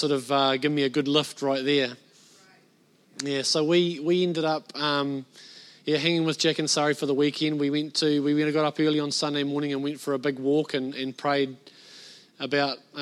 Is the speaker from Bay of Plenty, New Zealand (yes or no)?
yes; Bay of Plenty, New Zealand; moved away; I'm a North Islander. I was born and bred in the Bay of Plenty